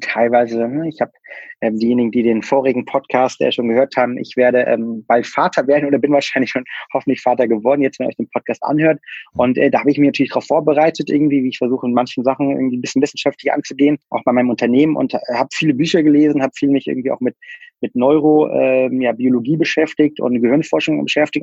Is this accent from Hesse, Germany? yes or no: yes; near Kassel, Hesse, Germany; Ich bin in der Mitte von Deutschland aufgewachsen, ähm, im schönen ähm, ja, Bad Arolf, beziehungsweise in der Nähe von Kassel